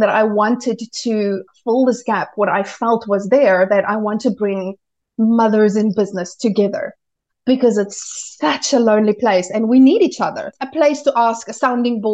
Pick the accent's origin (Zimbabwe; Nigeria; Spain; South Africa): South Africa; moved away as an adult; also born or lived in United Kingdom / Malta; now in Germany; we moved from South Africa, where I am originally from, and we moved to Europe